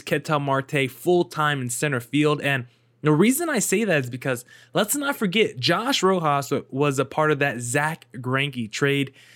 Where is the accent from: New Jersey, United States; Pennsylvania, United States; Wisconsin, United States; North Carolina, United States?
New Jersey, United States; I'm from Jersey